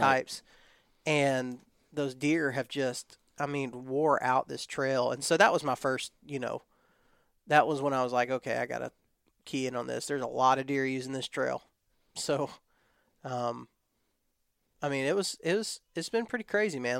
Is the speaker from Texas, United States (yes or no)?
yes; West Texas, United States; now in Florida, United States; I was raised in West Texas